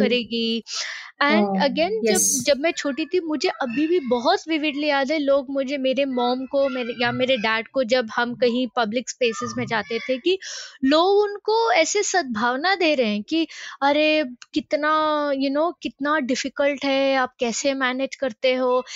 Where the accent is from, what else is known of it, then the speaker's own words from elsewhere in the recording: Mumbai, Maharashtra, India; moved away as an adult; now in St Andrews, United Kingdom; मैं मुंबई मुंबई से हूँ